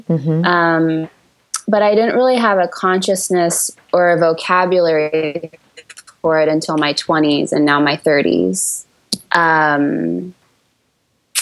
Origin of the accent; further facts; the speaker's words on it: San Francisco Bay Area, California, United States; where I grew up in the San Francisco Bay Area, in a suburb of the Bay